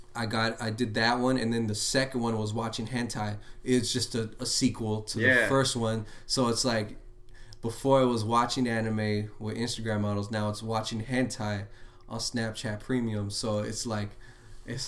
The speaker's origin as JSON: {"language": "English", "town": "Los Angeles", "region": "California", "country": "United States", "tie": "born or raised there", "also_born_or_lived": "Lynwood, California", "said": "I grew up everywhere in Los Angeles. Like, I was always moving around"}